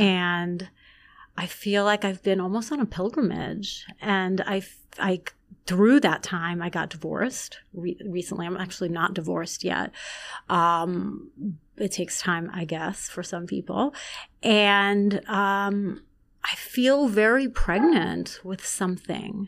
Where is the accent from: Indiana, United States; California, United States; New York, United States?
New York, United States; Long Island; also born or lived in Iran; I grew up in Long Island